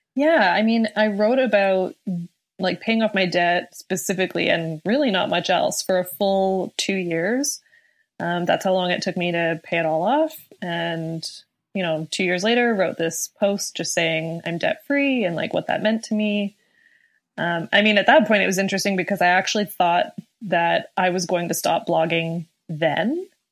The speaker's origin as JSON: {"language": "English", "country": "Canada", "said": "being Canadian"}